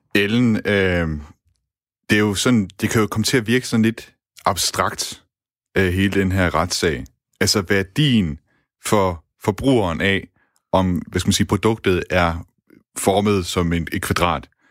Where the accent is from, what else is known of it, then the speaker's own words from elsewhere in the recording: Denmark; som to danskere